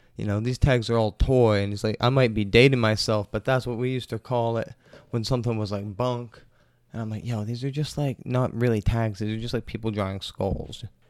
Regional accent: Maine, United States; my home state of Maine

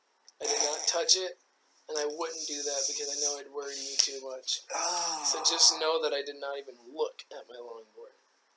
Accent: Sioux Falls, South Dakota, United States; born or raised there

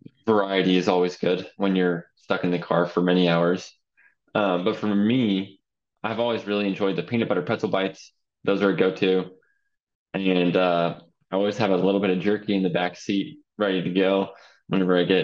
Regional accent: Idaho, United States; Growing up in Idaho

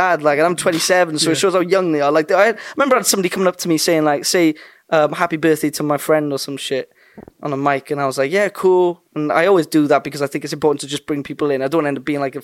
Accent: Wales, United Kingdom; I'm a kid from Wales

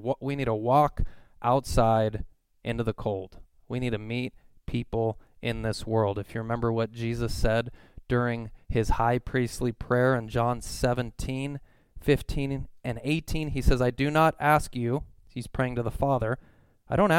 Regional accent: Simi Valley, California, United States; I'm from Simi Valley

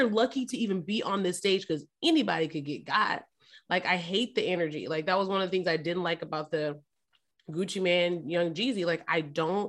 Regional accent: Memphis, Tennessee, United States; I'm from Memphis. All my family's from Memphis

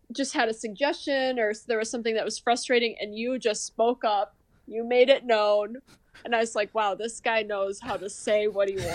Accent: Marshall, Minnesota, United States; also born or lived in Texas; I'm from Marshall, Minnesota, like southwest corner of Minnesota, kinda smaller town

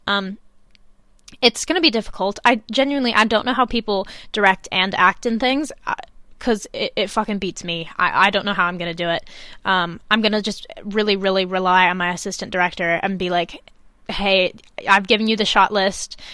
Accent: Chicago, Illinois, United States; now in England, United Kingdom; when I go back to Chicago, because I do go back every once in a while

